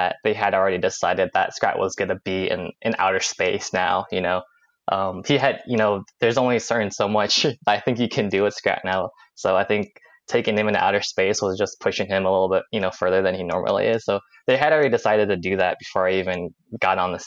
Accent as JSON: {"language": "English", "area": "Silicon Valley", "region": "California", "country": "United States", "moved": "as an adult", "lives_now": "East Coast, United States", "said": "I'm from California. I'm from the Silicon Valley, so everyone there is very tech oriented"}